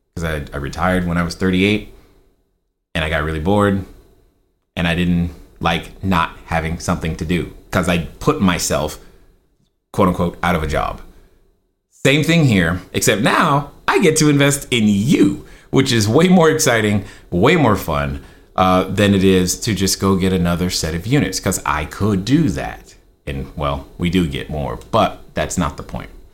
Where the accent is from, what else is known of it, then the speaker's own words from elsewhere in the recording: Germany; now in Laguna Hills, United States; I grew up in Germany